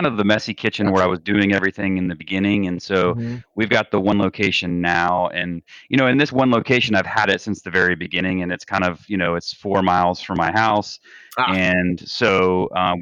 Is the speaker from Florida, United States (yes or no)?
yes; South Florida, United States; Grew up in South Florida.